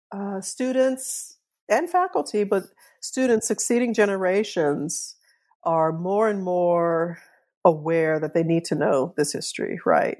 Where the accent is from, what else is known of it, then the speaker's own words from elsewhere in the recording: New Orleans, Louisiana, United States; I grew up in New Orleans